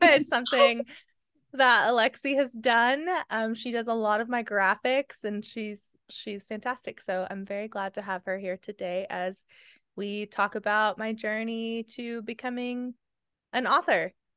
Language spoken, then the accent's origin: English; Oklahoma, United States; I'm from Oklahoma